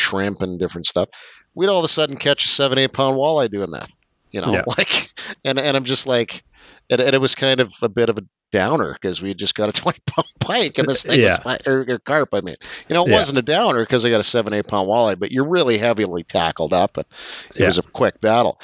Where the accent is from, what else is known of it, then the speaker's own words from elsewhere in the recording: Eastern Qu'Appelle, Saskatchewan, Canada; As a kid, I grew up in the Eastern Coppell, so I fished Round Lake a ton as a kid.